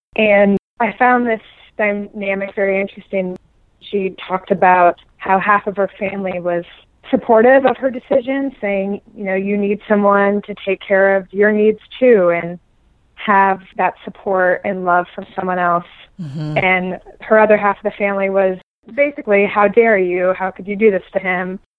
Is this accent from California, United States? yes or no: no; Omaha, Nebraska, United States; also born or lived in New York City; now in New York, United States; I grew up in Omaha, Nebraska